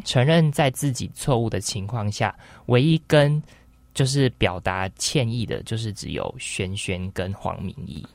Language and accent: Chinese; Taiwan; 我是台湾人